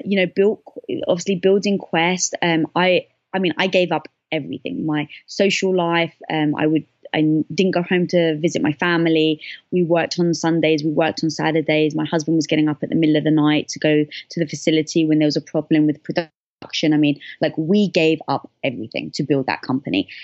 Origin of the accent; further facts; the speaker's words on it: London, United Kingdom; moved away; I was brought up in London